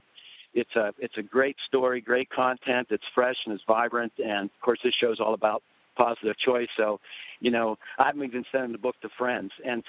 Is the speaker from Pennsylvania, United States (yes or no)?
yes; outside Pittsburgh, Pennsylvania, United States; Neil and I grew up outside Pittsburgh in the coal and steel towns